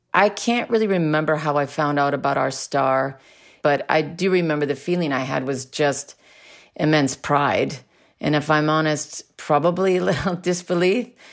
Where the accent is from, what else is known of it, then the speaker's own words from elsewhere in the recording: Minneapolis, Minnesota, United States; growing up in the Minneapolis music scene